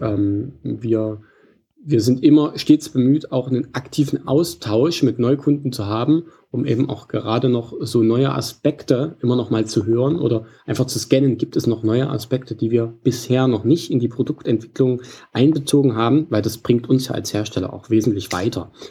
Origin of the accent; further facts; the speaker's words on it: Central Germany, Germany; also born or lived in Leipzig, Saxony; Ursprünglich auch äh, stamme ich aus, aus der Region, nicht direkt Leipzig, aber Mitteldeutschland.